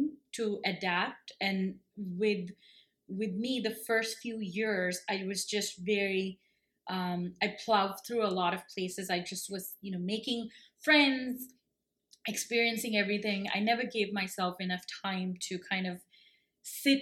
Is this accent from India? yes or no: yes; Kerala, India; also born or lived in Bangalore / United States; now in Canada; I grew up in God's own country, and that's Kerala.